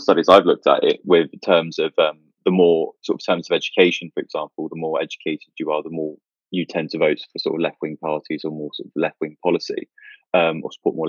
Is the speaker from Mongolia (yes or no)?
no; Milton Keynes, South East England, United Kingdom; also born or lived in London; I grew up on the outskirts of Milton Keynes